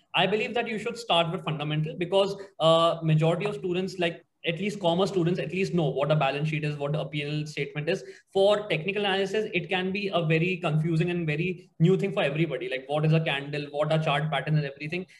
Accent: Agra, Uttar Pradesh, India; moved away; I'm from Agra

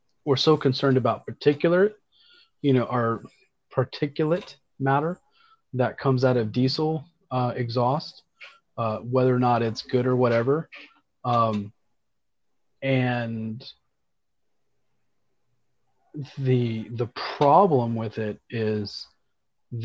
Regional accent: Central Florida, United States; I grew up in Central Florida

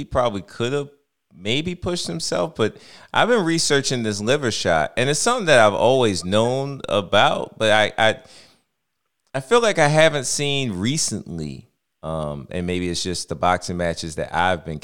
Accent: Baltimore, Maryland, United States; I'm from Baltimore. We're from Baltimore

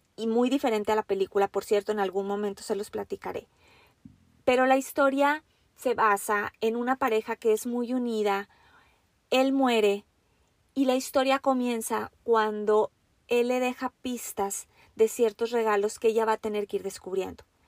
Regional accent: Mexico; now in Washington, United States; yo soy una mujer mexicana. Actualmente me encuentro viviendo en los Estados Unidos, muy, muy al norte en el estado de Washington

